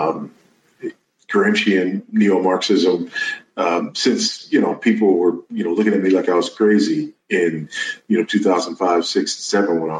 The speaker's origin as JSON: {"language": "English", "town": "Los Angeles", "region": "California", "country": "United States", "tie": "born or raised there", "moved": "as an adult", "lives_now": "Zambia", "said": "I was born and raised in South Los Angeles, California, raised by a single teenage mother."}